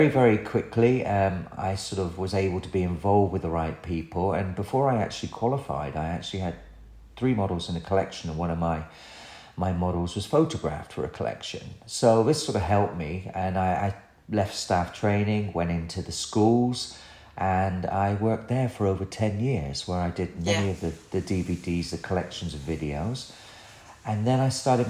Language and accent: English; Somerset, South West England, United Kingdom; accent: West Country twang; moved away as an adult; also born or lived in Birmingham; because I'm from Somerset, which you can probably hear in my voice